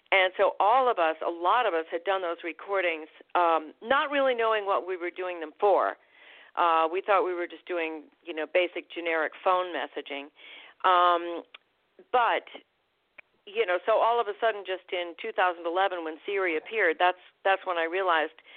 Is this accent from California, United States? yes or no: no; Vermont, United States; born there; accent: New England; also born or lived in Boston / Providence / upstate New York; So I was born in Vermont. I lived outside of Boston, and then I lived outside of Providence, and then I moved to upstate New York, which was very fortunate for a person who was going to ultimately be a voice actor because I had a very thick New England accent.